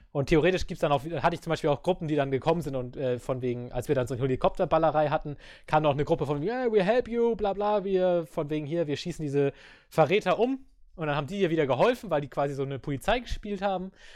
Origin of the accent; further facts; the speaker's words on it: Germany; ich komme aus Deutschland